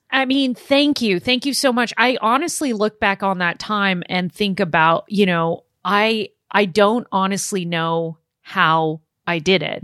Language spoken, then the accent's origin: English; Los Angeles, California, United States; I was born in Los Angeles, uh, born and raised in Southern California.